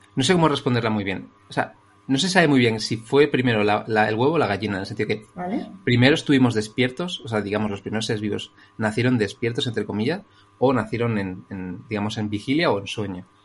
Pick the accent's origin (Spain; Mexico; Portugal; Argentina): Spain; Madrid, Community of Madrid; soy un chico de Madrid